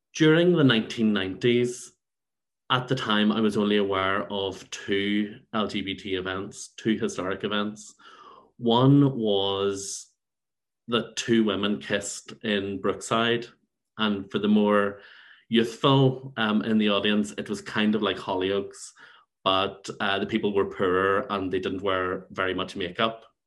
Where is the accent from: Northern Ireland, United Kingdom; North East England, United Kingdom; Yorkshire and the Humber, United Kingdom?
Northern Ireland, United Kingdom; Belfast; also born or lived in Saintfield; now in London, United Kingdom; So I grew up in Saintfield and in Belfast